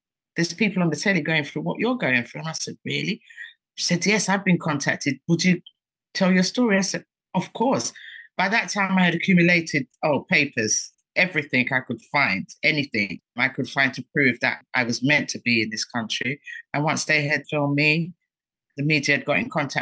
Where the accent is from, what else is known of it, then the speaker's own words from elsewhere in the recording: London, United Kingdom; also born or lived in Dominica; I'm proud to be British. I'm from Hackney. I tell everyone, I'm Hackney.